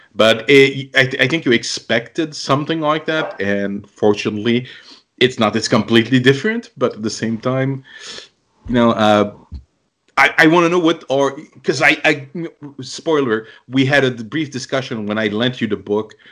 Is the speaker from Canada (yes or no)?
yes; Canada; I'm Canadian